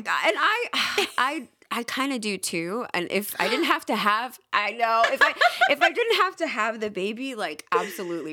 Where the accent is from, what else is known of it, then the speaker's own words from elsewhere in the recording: New York City, New York, United States; moved away as an adult; also born or lived in Puerto Rico; now in North Carolina, United States; born and raised in Queens